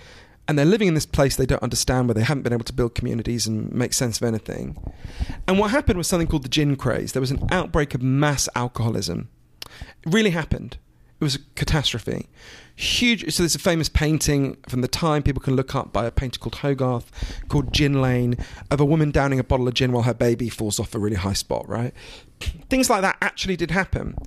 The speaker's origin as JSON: {"language": "English", "country": "United Kingdom", "also_born_or_lived": "Switzerland (ancestry) / United States", "said": "I'm obviously British and I spend a lot of my time here in the US"}